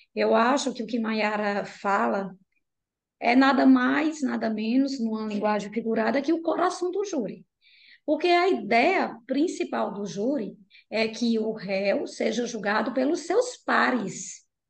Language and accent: Portuguese; Piauí, Brazil; moved away; Minha família é do Piauí, né? Eu sou piauiense e eu sempre vou para lá